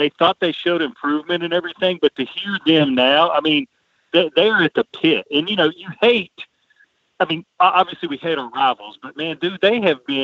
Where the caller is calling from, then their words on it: Nashville, Tennessee, United States; I'm calling from Nashville, one of the greatest towns in the world